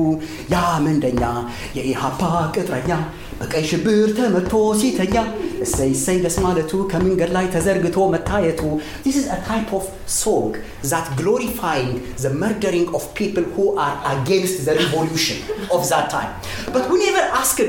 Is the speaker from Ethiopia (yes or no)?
yes; Ethiopia; first language Amharic; English is a second language; moved away as an adult; now in Australia; I was a brown person when I grew up in Ethiopia